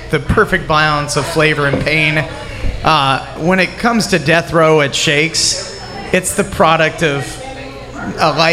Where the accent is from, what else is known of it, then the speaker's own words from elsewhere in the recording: Alabama, United States; I'm from Alabama